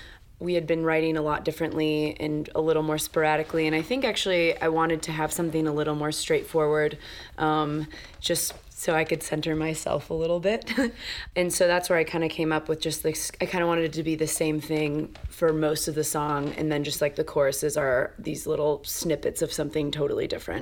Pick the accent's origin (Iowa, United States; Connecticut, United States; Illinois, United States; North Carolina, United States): Illinois, United States; Dixon; now in Chicago, United States; We all live in Chicago, but we grew up in... I grew up in Dixon, Illinois.